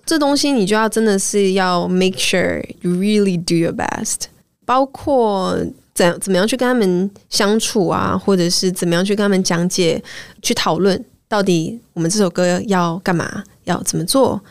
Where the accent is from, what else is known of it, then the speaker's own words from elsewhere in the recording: Malaysia; moved away; also born or lived in United States; 我是马来西亚人，然后是。我们已经习惯，就是在一句话里面会掺大概 三种语言，对，你知道有时候英文啊、广东话、中文啊